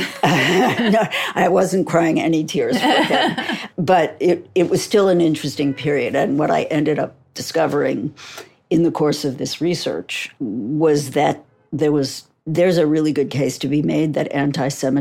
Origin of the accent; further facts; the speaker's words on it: New York, United States; I'm from New York